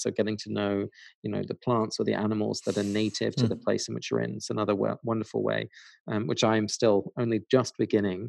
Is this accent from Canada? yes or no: no; England, United Kingdom; now in United States; my parents are Dutch. I was born and raised in England. So I always had that kind of split of two homelands. And then now I live in America.